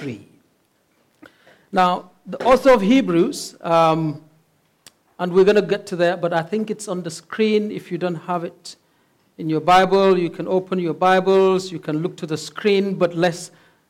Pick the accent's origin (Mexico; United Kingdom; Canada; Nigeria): Nigeria; Northern Nigeria; moved away as an adult; now in Cape Town, South Africa; we're originally from Nigeria, from the north of Nigeria. But we're here as missionaries